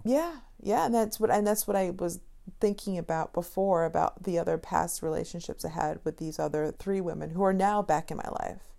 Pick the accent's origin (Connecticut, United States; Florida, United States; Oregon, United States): Connecticut, United States; I'm from Connecticut, but, you know, people from Connecticut don't have accents whatsoever.